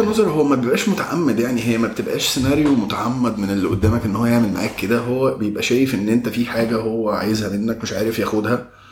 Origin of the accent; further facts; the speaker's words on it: Egypt; عندنا في مصر إن إحنا اتربينا في بيوت